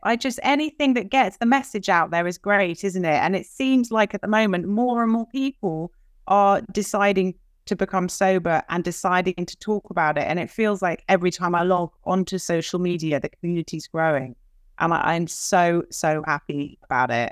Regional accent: London, United Kingdom; moved away; I'm from London. I have American parents.

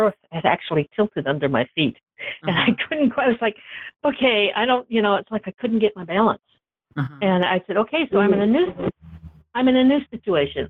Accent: Michigan, United States; moved away; But I'm from Michigan originally. I grew up on the Great Lakes

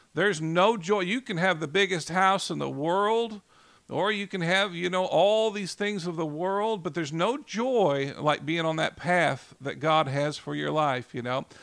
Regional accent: Oklahoma City, Oklahoma, United States; I grew up here in Oklahoma City

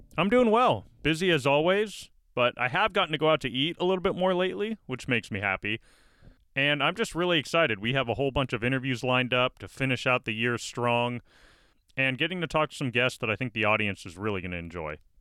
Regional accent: Bay Area, California, United States; I grew up in the Bay Area

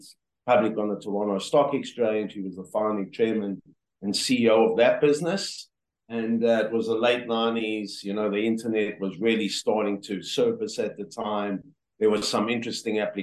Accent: South Africa; moved away as an adult; born and raised in South Africa

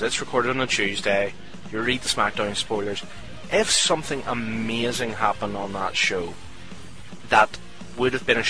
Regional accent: Scotland, United Kingdom; I'm Scottish

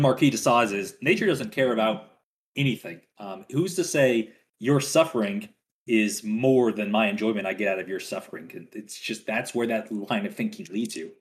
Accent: Louisiana, United States; now in West Texas, United States; I'm from Louisiana

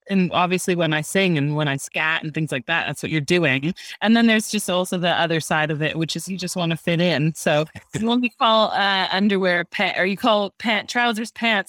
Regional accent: Canada; moved away; So I am from Canada, but I've lived here for just over 9 years.

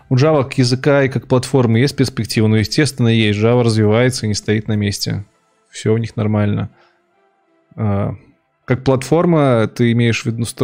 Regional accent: Minsk, Belarus; Я ж не из Финляндии, я из Минска.

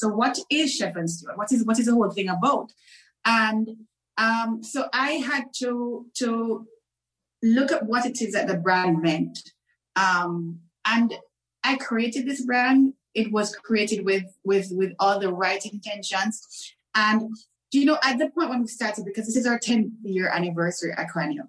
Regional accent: Jamaica; moved away as an adult; also born or lived in Turks and Caicos / Dubai, United Arab Emirates; I was born, bred, and fed in Jamaica. So I'm a Caribbean girl through and through.

